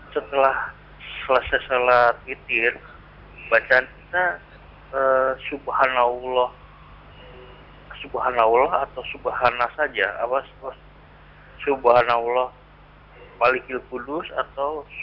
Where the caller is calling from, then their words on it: Selogiri, Central Java, Indonesia; Iya, uh, saya dari … di Selogiri.